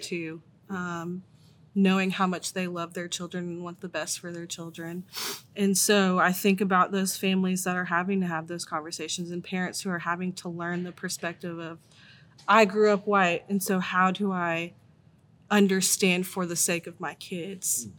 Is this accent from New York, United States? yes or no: no; Tennessee, United States; also born or lived in Virginia; born in Virginia, but I've lived in Tennessee most of my life